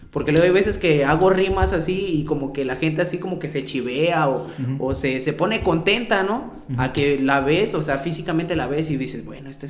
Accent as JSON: {"language": "Spanish", "town": "San Bruno", "country": "Mexico", "said": "Vengo de aquí de San Bruno, yo soy de San Bruno."}